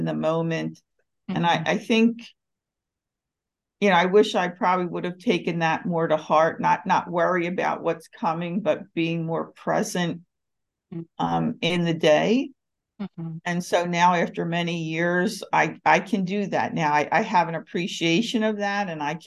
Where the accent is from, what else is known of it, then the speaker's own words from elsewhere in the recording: Philadelphia, Pennsylvania, United States; moved away as an adult; now in Atlanta, United States; I was born and raised in Philadelphia, had spent all my life there.